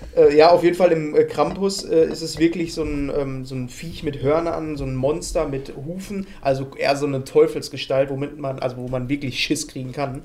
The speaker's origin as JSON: {"language": "German", "area": "Ruhr area", "region": "North Rhine-Westphalia", "country": "Germany", "said": "bei uns im Ruhrpott"}